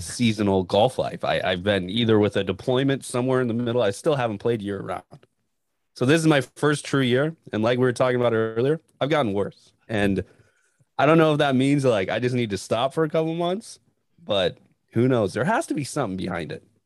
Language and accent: English; Northern Montana, United States; I grew up in Northern Montana, and we had seasons